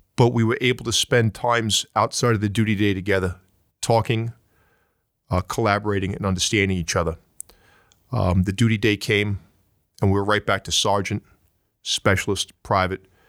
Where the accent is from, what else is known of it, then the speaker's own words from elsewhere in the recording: New York, United States; accent: New York; my New York accent